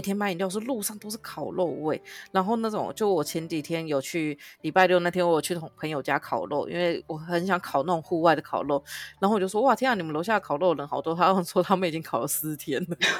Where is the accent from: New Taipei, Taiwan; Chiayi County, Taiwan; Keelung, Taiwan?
New Taipei, Taiwan; also born or lived in Kaohsiung; now in Taipei, Taiwan; 我们新北人已经习惯了，我们新北的市长已经很久没有做到满的